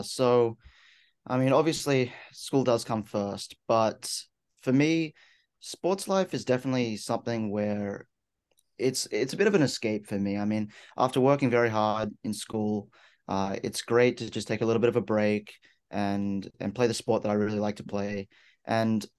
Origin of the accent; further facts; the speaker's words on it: Sydney, New South Wales, Australia; moved away as an adult; now in Galesburg, United States; originally from Sydney, Australia.